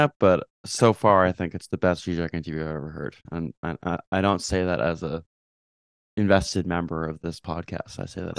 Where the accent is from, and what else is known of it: Canada; moved away as an adult; also born or lived in New York, United States